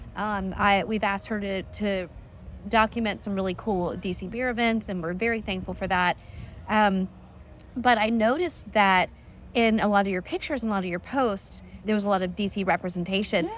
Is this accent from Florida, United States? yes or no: no; North Carolina, United States; I'm from North Carolina, and D C is not that far from North Carolina